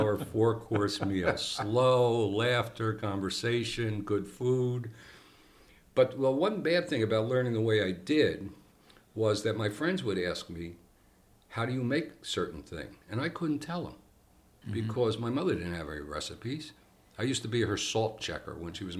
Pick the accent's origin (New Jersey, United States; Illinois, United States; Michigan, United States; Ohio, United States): New Jersey, United States; Bloomfield; I grew up in Bloomfield. Mm-hmm. Luckily, the front of the house was in Bloomfield. The back of the house was in the North Ward of Newark.